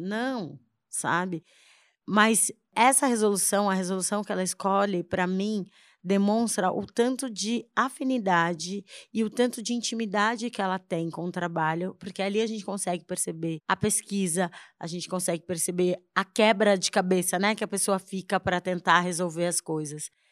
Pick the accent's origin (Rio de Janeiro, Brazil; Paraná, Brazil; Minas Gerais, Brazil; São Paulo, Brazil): São Paulo, Brazil; moved away as an adult; now in Salvador, Brazil; eu sou paulistana, nasci em São Paulo